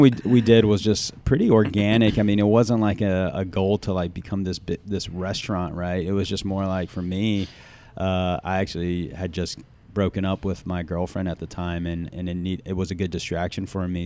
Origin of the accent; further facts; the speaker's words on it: the South, United States; growing up in the South and, uh, having, uh, Southeastern Asian parents